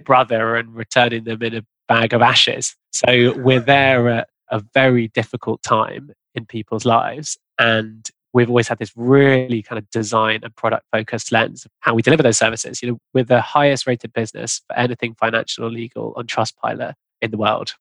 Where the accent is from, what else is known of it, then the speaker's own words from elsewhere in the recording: London, United Kingdom; I grew up in London